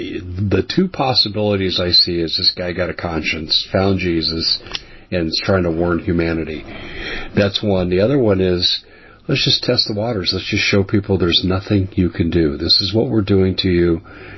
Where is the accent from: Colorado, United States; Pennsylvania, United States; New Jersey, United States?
Colorado, United States; It's my home state